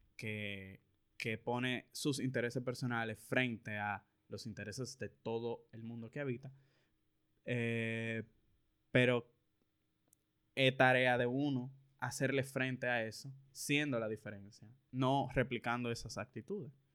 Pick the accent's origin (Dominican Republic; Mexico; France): Dominican Republic; aquí fue donde yo nací, donde yo tengo todas mis cosas, mi familia de aquí